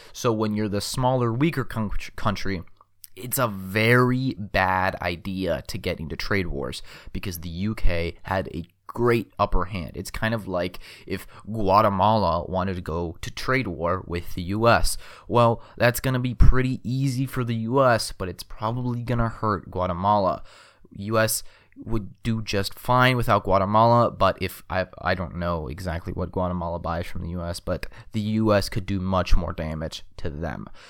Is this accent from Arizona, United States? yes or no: yes; Phoenix, Arizona, United States; my hometown of Phoenix